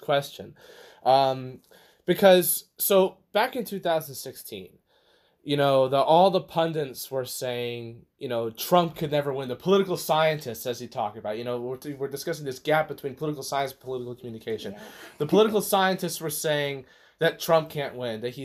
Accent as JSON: {"language": "English", "region": "Texas", "country": "United States", "said": "I'm from Texas"}